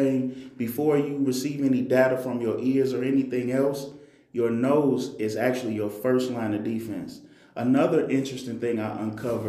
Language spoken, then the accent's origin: English; Chicago, Illinois, United States; now in Texas, United States; I'm originally from Chicago